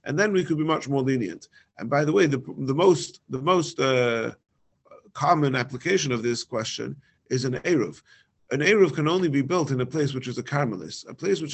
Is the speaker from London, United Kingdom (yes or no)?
yes; London, United Kingdom; moved away; in my hometown in London